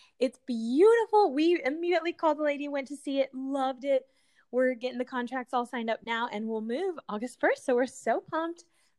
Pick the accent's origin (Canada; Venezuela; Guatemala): Guatemala; now in United States; Like, my parents are Colombian, USA, and then I was born in Guatemala.